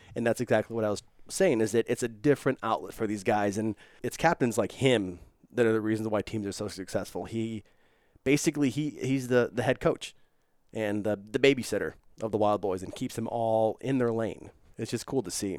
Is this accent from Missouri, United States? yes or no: yes; St. Louis, Missouri, United States; now in Los Angeles, United States